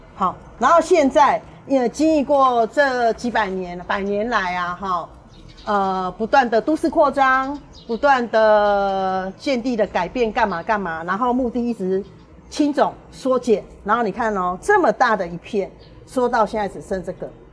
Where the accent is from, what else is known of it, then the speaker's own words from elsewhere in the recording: Tainan City, Taiwan; 我们台南人